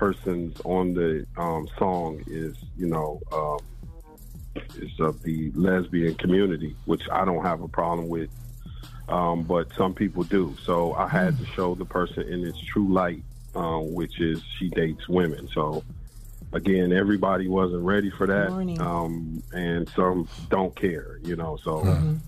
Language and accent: English; Toledo, Ohio, United States; now in Houston, United States; Toledo, my hometown. Love it, live it. You know, we down here in Houston representing the 419 Strong